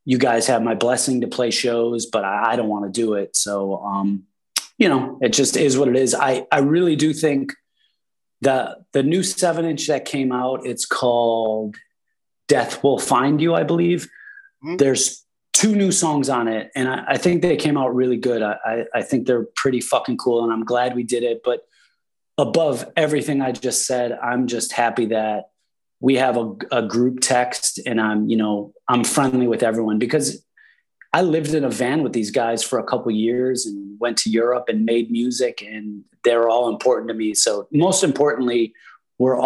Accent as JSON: {"language": "English", "town": "Buffalo", "region": "New York", "country": "United States", "said": "we're all from Buffalo."}